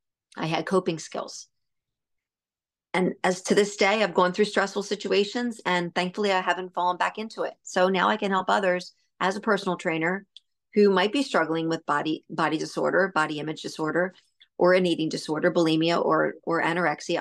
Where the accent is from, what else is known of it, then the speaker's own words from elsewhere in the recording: Pennsylvania, United States; I was from Pennsylvania